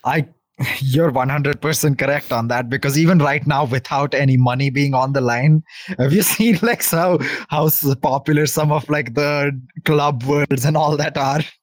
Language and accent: English; Telangana, India; I am from India